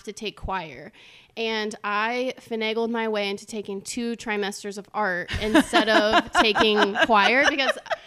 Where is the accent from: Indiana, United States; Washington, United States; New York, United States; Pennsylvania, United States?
Indiana, United States; Crawfordsville; moved away as an adult; now in Texas, United States; I'm from Crawfordsville, Indiana